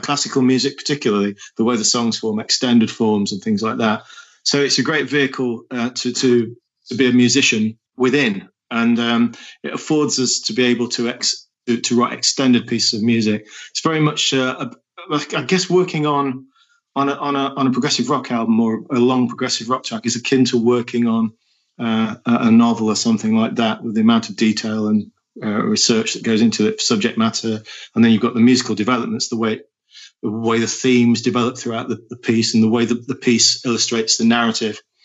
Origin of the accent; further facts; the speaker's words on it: Nottingham, East Midlands, United Kingdom; I was born in Nottingham in the Midlands and my father was a, a carpenter